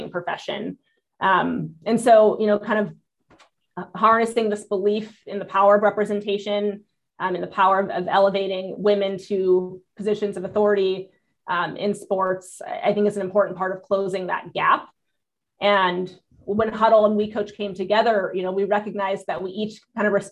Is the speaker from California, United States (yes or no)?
yes; Southern California, United States; I grew up in Southern California